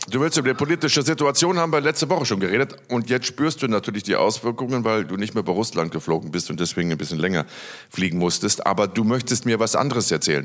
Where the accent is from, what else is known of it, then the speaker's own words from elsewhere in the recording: Rhineland, Germany; wie man bei uns im Rheinland sagt